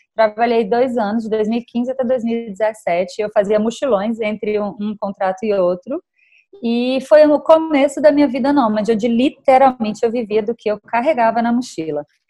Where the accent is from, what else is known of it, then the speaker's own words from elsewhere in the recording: Salvador, Bahia, Brazil; moved away; no momento eu estou passando a quarentena em Salvador, que é a minha terra natal